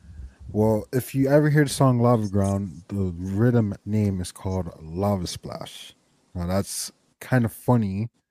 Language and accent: English; New York City, New York, United States; I already got the Jamaica outline tatted, you feel me? Real reggae boy. Even though you say I'm from Queens.